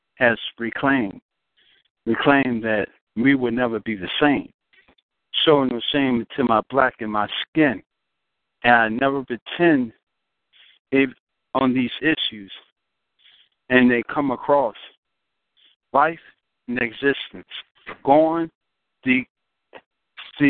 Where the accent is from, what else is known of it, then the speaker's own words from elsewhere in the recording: Washington, District of Columbia, United States; I'm originally from Washington, D.C. That's my birth.